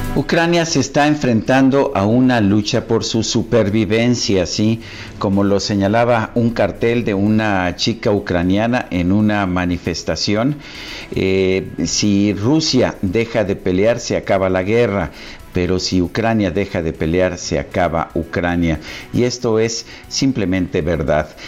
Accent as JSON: {"language": "Spanish", "country": "Mexico", "said": "los mexicanos queremos vivir en un México independiente"}